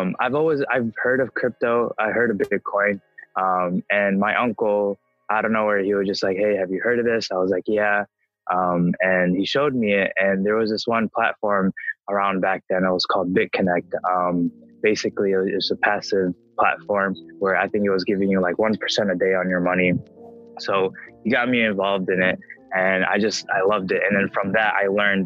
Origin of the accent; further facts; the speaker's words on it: Chicago suburb, Illinois, United States; also born or lived in Flint, Michigan; I was born in Flint, Michigan. I moved here when I was around maybe like two or three. I live in a suburb in Chicago